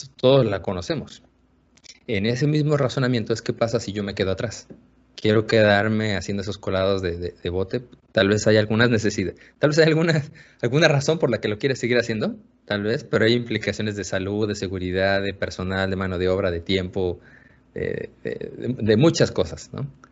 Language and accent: Spanish; Mexico; en el laboratorio de investigación que tenemos, somos todos mexicanos